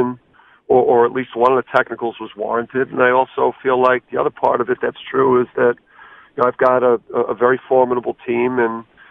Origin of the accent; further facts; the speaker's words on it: New Jersey, United States; now in Connecticut, United States; I grew up in Jersey